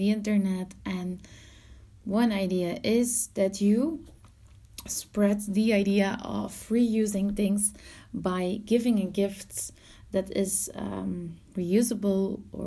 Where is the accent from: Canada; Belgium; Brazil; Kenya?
Belgium; I'm from Belgium